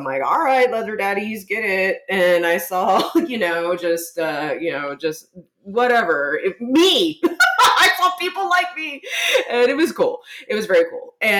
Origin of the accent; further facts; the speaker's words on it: San Antonio, Texas, United States; And I went and saw the … at the historic Aztec Theater here in my hometown of San Antonio.